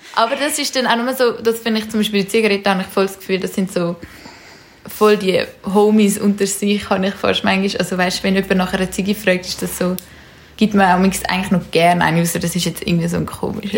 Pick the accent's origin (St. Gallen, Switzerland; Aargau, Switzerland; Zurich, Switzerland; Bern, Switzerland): Zurich, Switzerland; wir sind in Zürich aufgewachsen